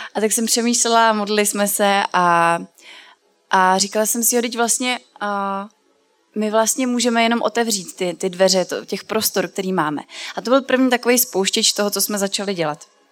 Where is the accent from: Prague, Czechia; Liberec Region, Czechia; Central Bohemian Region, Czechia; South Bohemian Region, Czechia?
Central Bohemian Region, Czechia; Brandýs nad Labem; now in Milovice, Czechia; já jsem se narodila v Brandýse nad Labem, což je ve středních Čechách a teďka žiju už dlouho eh, v Milovicích